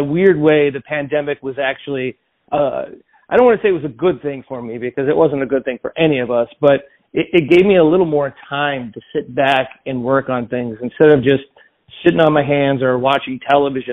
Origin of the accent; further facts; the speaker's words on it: Joliet, Illinois, United States; my hometown of Joliet